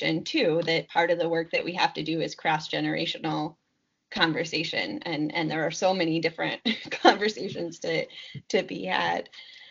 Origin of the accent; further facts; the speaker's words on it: Seattle, Washington, United States; I was growing up in Seattle